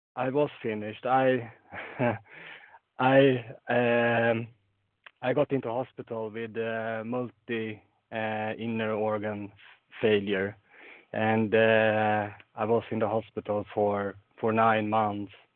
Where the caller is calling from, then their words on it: Sweden; I'm calling in from Sweden